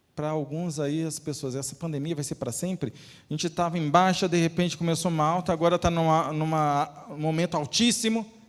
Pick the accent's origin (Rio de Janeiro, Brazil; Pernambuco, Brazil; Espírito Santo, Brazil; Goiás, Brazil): Espírito Santo, Brazil; now in Alfenas, Brazil; fomos para o meu estado natal, minha esposa e eu, e lá, né, na capital, uma cidade muito bonita. Tem uma ponte que liga a cidade de Vitória à cidade de Vila Velha